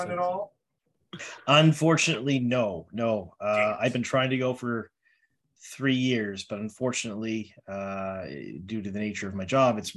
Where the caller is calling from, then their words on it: Halifax, Nova Scotia, Canada; what region are you located in? I'm in Halifax, Nova Scotia.